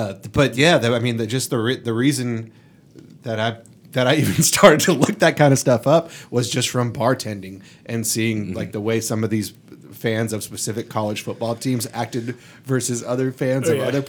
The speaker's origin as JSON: {"language": "English", "region": "Florida", "country": "United States", "said": "where are you from? I was like, Florida."}